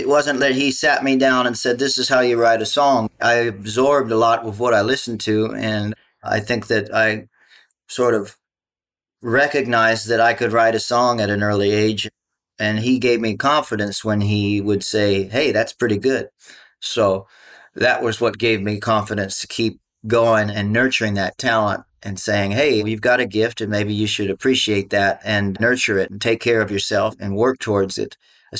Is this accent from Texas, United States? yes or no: yes; Austin, Texas, United States; also born or lived in Hawaii; I was born in Austin, spent quite a bit of my childhood there. We'd go back and forth, you know, between Hawaii and Austin.